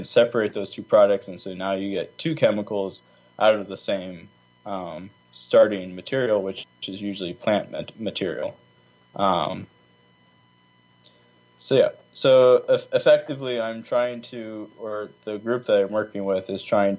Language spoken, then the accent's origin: English; Virginia, United States; moved away as an adult; also born or lived in California; now in Nebraska, United States; I was raised in Virginia where our water was 3 feet underground